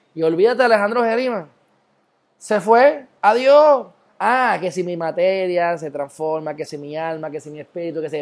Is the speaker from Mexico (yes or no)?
no; Puerto Rico; soy puertorriqueño